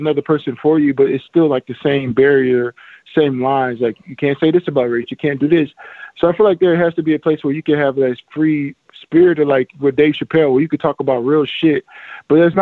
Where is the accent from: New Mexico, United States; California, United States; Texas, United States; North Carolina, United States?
Texas, United States; Houston; growing up in Texas and being from Houston